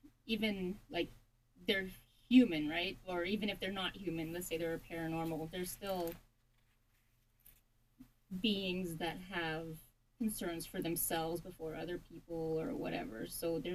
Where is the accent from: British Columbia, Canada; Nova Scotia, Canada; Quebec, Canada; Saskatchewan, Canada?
Saskatchewan, Canada; born or raised there; also born or lived in Ottawa, Ontario